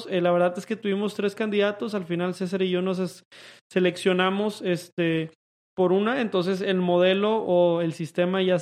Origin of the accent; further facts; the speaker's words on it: Monterrey, Nuevo León, Mexico; Nosotros somos de Monterrey